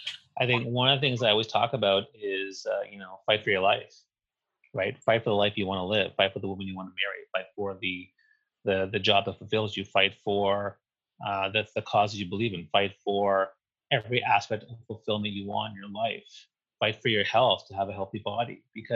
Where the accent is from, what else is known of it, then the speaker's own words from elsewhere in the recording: Eastern Canada, Canada; Well, I grew up on the East Coast, so I was a Habs fan my whole life.